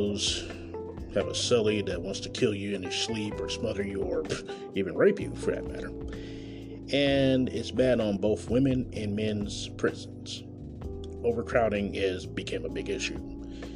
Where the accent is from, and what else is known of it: Kansas City, Missouri, United States; born or raised there